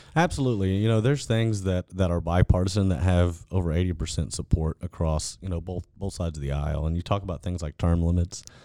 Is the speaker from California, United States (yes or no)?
no; Fort Bend County, Texas, United States; born and raised in Fort Bend County and did all my schooling in Fort Bend I S D.